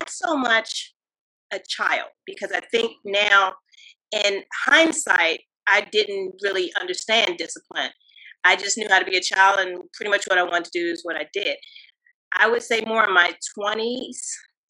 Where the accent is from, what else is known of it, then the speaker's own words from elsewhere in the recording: Washington, District of Columbia, United States; I grew up here in the DMV area, specifically Washington, D.C., Upper Northwest Washington, D.C.